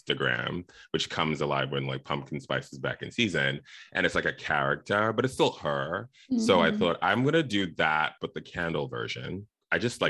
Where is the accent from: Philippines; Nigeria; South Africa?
South Africa; also born or lived in Zimbabwe; now in Los Angeles, United States; I was born in Zimbabwe. I grew up in South Africa, very far away from La La Land, where I live now.